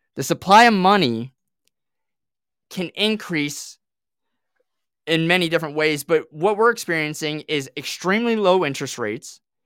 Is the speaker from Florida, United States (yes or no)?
yes; Southwest Florida, United States; moved away as an adult; also born or lived in Australia; now in Tennessee, United States; I grew up here in Florida, in Southwest Florida